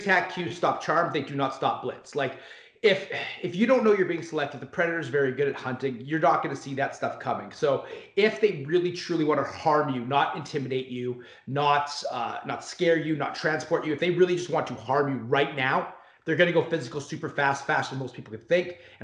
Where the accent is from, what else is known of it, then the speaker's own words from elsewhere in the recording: Canada; I'm Canadian